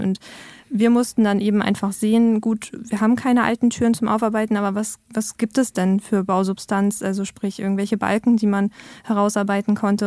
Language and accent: German; Neumünster, Schleswig-Holstein, Germany; now in Cottbus, Germany; in Neumünster, in meiner Heimat gewesen, bei meinen Eltern